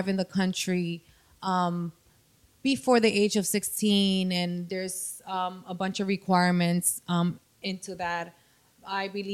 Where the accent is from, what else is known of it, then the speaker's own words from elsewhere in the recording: Dominican Republic; accent: Dominican; now in United States; I'm from the Dominican Republic